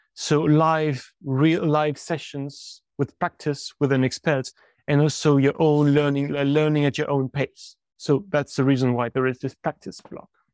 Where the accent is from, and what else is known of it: France